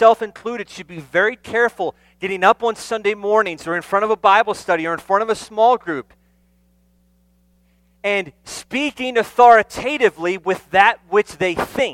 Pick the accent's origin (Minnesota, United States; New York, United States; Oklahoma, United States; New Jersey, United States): New Jersey, United States; moved away; I'm from New Jersey